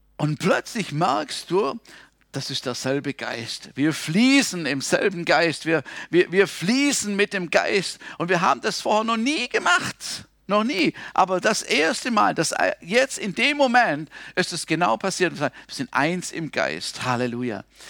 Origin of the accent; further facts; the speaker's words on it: Germany; als Deutscher